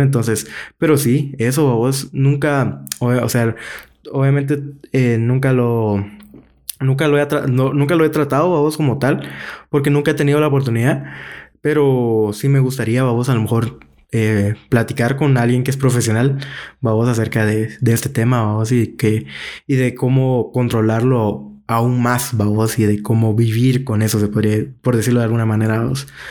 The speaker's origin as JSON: {"language": "Spanish", "country": "Guatemala", "said": "como guatemaltecos"}